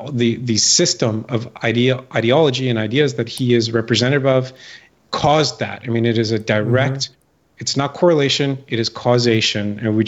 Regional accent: California, United States; moved away as an adult; also born or lived in San Francisco; I came from California. I grew up in California. I lived in California. I lived in San Francisco right after the dot-com bubble burst.

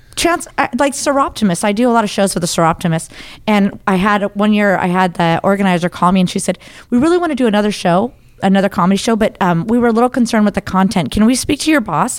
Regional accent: Idaho, United States; I'm from Idaho. Um, and I wasn't I didn't grow up Christian

